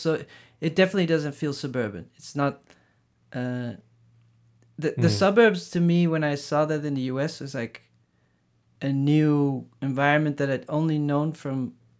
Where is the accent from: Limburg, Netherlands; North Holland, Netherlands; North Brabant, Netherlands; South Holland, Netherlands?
Limburg, Netherlands; Maastricht; also born or lived in Amsterdam / The Hague; We moved around a bunch, so I was born in Amsterdam, and then age 5 we moved to The Hague, and then age 10 I moved to Maastricht, and then 18 I went to The Hague to art school, then back to Maastricht, just different spots.